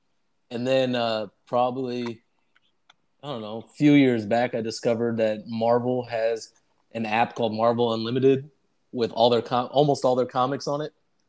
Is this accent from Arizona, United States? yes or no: yes; Arizona, United States; growing up in Arizona, you don't see too many lawns.